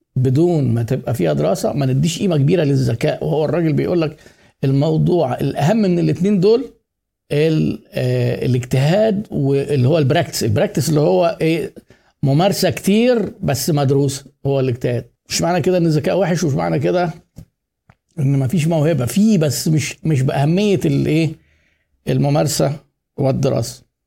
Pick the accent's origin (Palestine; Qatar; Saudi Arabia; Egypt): Egypt; إحنا عندنا في مصر